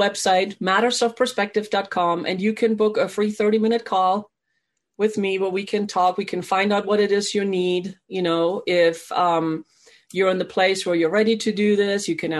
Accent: Germany; now in United States; I was actually born and raised in Germany.

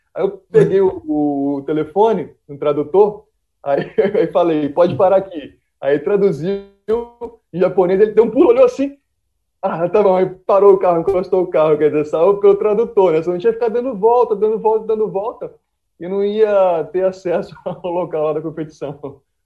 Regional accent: Vitória, Espírito Santo, Brazil; a gente é de Vitória

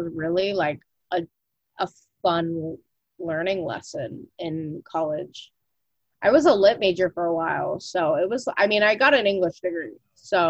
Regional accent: Jersey City, New Jersey, United States; I grew up in Jersey City

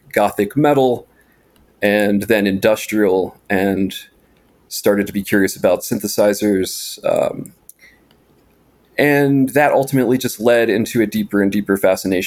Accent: Appalachian Mountains, United States; I grew up in the Appalachian Mountains in a very isolated and remote setting

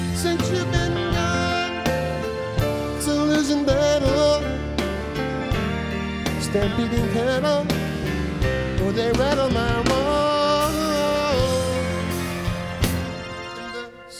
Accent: Ontario, Canada; Lake Erie, a lake that I grew up off of in Ontario, Canada

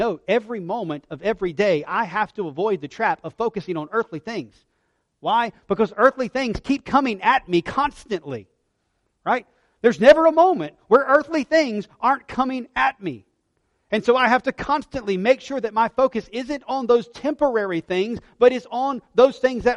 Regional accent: United States; I'm an American because God graciously allowed me to be born here

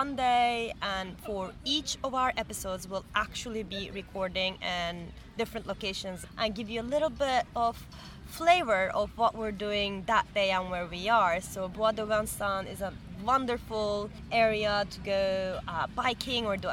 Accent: İzmir, Turkey; moved away as an adult; also born or lived in Istanbul; now in Paris, France; I'm originally from Izmir, Turkey. I've lived in Istanbul afterwards as well

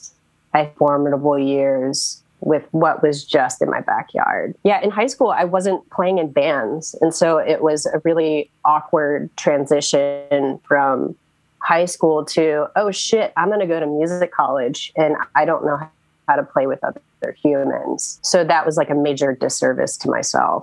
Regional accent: Goochland, Virginia, United States; also born or lived in Richmond, Virginia / Chesterfield, Virginia; I grew up in Goochland, which is in between Charlottesville and Richmond.

